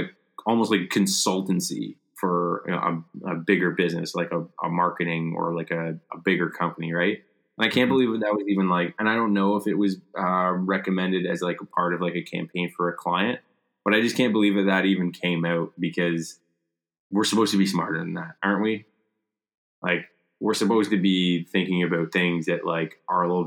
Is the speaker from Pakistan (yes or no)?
no; Canada; here in Canada, because like we're not American